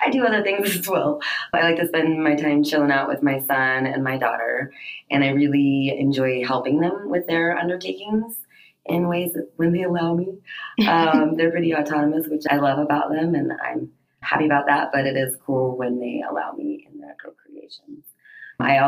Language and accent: English; Denver, Colorado, United States; I'm from Denver, Colorado, and I am an aerialist